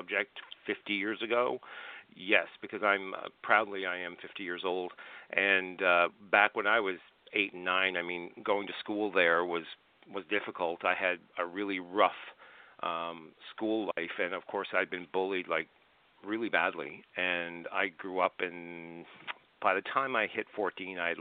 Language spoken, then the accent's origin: English; Glace Bay, Nova Scotia, Canada; I grew up in Glace Bay, Nova Scotia